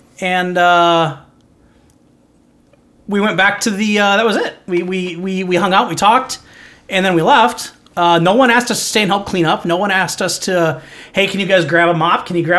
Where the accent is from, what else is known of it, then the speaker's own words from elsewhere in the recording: Minnesota, United States; No, we're from Minnesota.